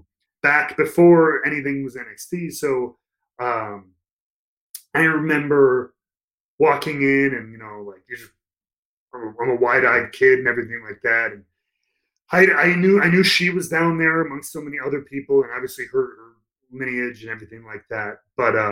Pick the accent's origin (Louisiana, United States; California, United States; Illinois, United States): Illinois, United States; Chicago; moved away as an adult; also born or lived in Tampa, Florida / Orlando, Florida; I grew up in Chicago, cold weather